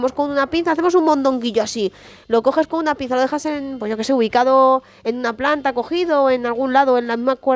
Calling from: Granada, Andalusia, Spain; Hola, buenas tardes … de Granada, ¿cómo estáis?

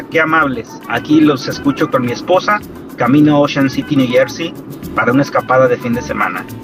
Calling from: Valencia, Valencian Community, Spain; hemos pasado unas vacaciones increíbles, nueve días en Galicia

